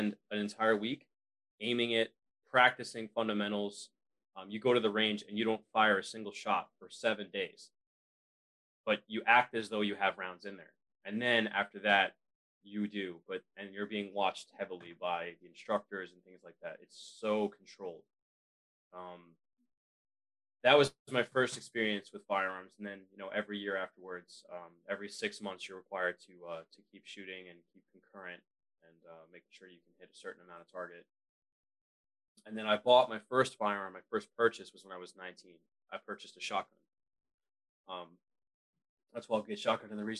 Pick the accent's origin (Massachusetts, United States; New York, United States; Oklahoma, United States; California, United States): New York, United States; I grew up in New York